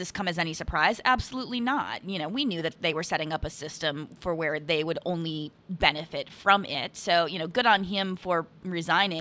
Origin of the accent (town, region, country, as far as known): Wisconsin, United States; born or raised there